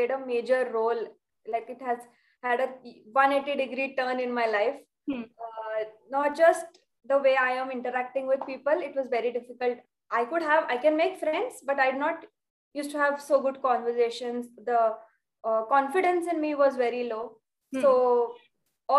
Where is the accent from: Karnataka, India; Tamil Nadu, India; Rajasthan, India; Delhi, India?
Karnataka, India; Belgaum; moved away as an adult; now in Mumbai, India; I came to Mumbai for graduation. I live in Belgaum.